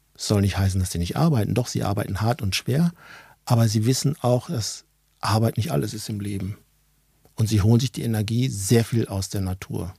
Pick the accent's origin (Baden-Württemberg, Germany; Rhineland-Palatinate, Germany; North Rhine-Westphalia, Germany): North Rhine-Westphalia, Germany; Ruhr area, near Dortmund; accent: Ruhrpott; moved away as an adult; also born or lived in Hanover, Lower Saxony; Ich bin aus dem Ruhrgebiet, gebürtig dort, aufgewachsen, Ruhrpottler